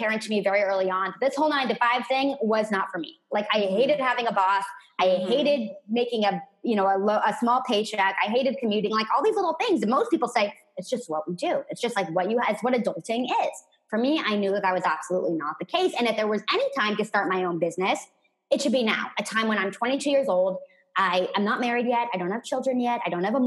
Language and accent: English; San Francisco Bay Area, California, United States; I grew up in the San Francisco Bay Area in a very traditional family